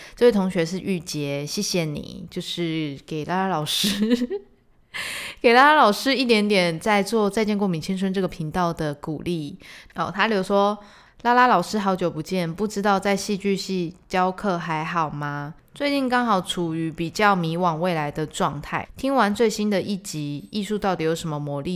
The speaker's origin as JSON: {"language": "Chinese", "region": "Tainan", "country": "Taiwan", "said": "身为台南人的我"}